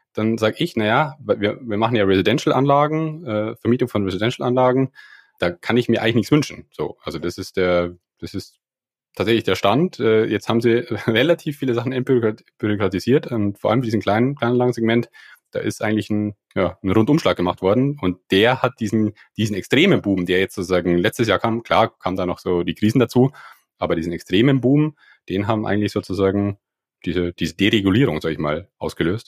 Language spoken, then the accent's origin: German; near Landshut, Bavaria, Germany; ich komme aus der Nähe von Landshut, da am Land